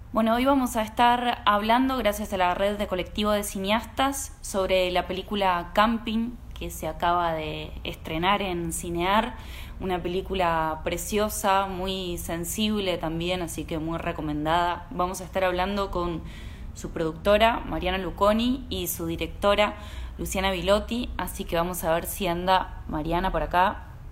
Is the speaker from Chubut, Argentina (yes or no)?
no; Misiones, Argentina; now in Buenos Aires, Argentina; yo también soy de Misiones, estoy viviendo acá